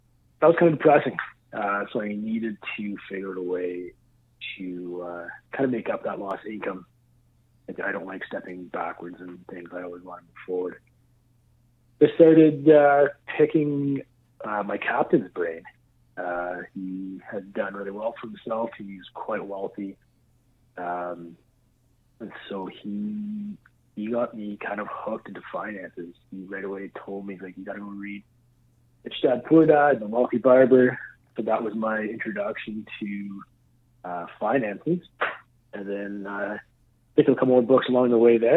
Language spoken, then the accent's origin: English; Sudbury, Ontario, Canada; also born or lived in Brampton, Ontario; I grew up in Sudbury, Ontario. Moved to Brampton. Started my career as a firefighter there. Then I came back to Sudbury 11-12 years ago